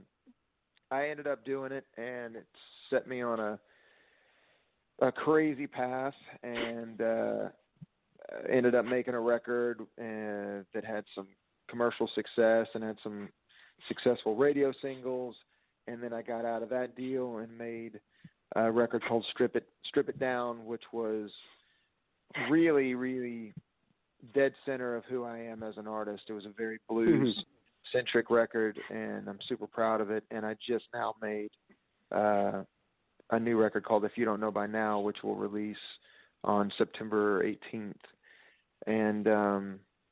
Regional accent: Texas, United States; I'm from Texas because it's a huge part of who I am as an artist.

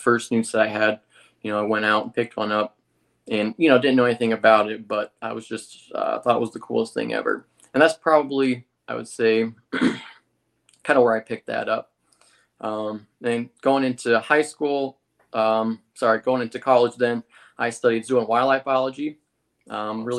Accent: Ohio, United States; I'm from Ohio

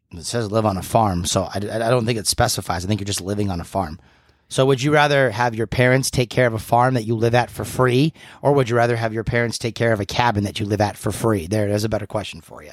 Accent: New England, United States; New Englander, born and bred.

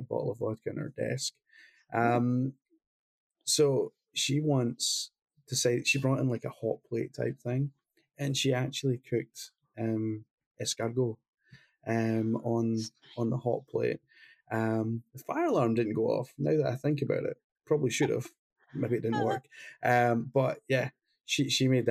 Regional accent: Glasgow, Scotland, United Kingdom; he came from the same city I came from Glasgow

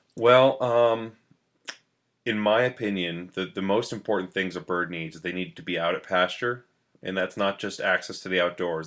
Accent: New London, New Hampshire, United States; I grew up in New London, New Hampshire

